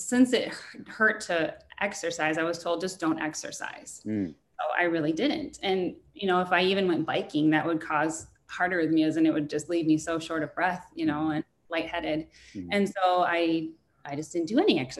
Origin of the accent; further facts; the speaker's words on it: Minnesota, United States; pasty white from being a Minnesotan